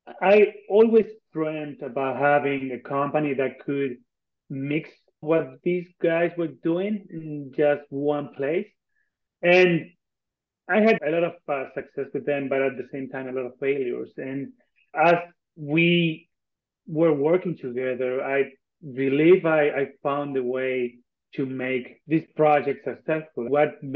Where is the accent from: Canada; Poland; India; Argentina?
Argentina; moved away as an adult; I'm from Argentina. I was born and raised here. I spent some time abroad, but then I came back.